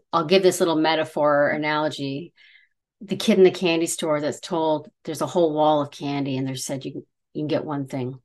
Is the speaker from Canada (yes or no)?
yes; Canada; we're Canadian